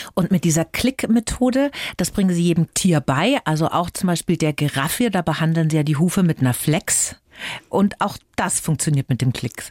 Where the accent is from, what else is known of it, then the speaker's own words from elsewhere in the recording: Middle Franconia, Bavaria, Germany; aus meiner Heimat, aus Mittelfranken